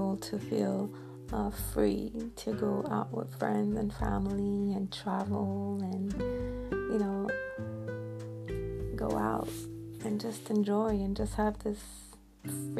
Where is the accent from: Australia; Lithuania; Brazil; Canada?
Canada; Montreal, Quebec; here in Montreal, my hometown, that's where I live